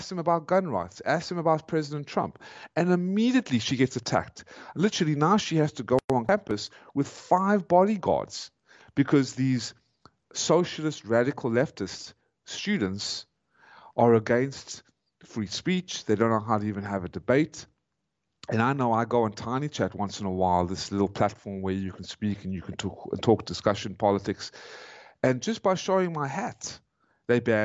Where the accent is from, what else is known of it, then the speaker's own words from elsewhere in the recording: South Africa; moved away as an adult; now in United States; I am a South African